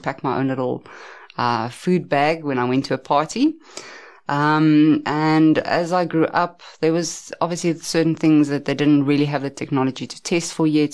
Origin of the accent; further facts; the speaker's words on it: Centurion, Gauteng, South Africa; I grew up in Pretoria, Centurion, as well. Um, I've stayed there most of my life